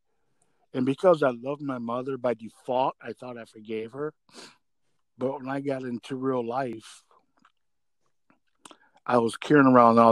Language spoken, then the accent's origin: English; Rockford, Illinois, United States; moved away as an adult; also born or lived in Dubuque; bought a house in my hometown of Rockford